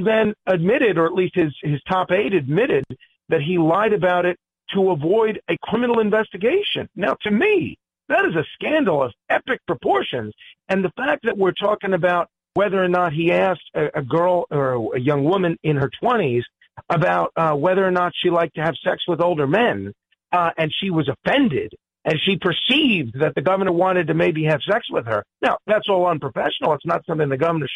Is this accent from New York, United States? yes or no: yes; New York, United States; as a New Yorker